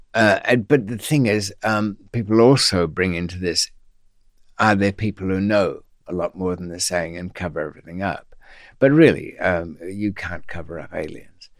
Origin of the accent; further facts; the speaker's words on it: Australia; being Australian